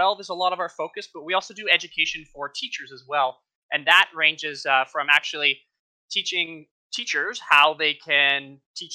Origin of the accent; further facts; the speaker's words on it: Ontario, Canada; I'm from Ontario, Canada